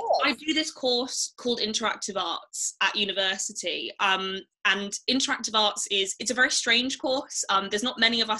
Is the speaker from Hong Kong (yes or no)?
no; Devon, South West England, United Kingdom; now in Manchester, United Kingdom; I grew up in the south, so I grew up in Devon, so in the countryside